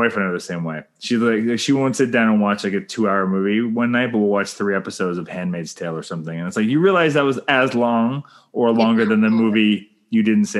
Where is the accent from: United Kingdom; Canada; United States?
Canada; I'm Canadian filmmaker